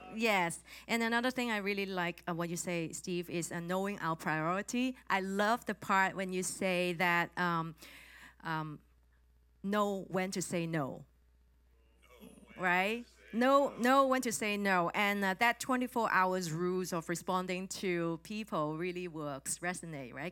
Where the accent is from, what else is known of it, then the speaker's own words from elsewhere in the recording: Hong Kong; English is a second language; I'm from Hong Kong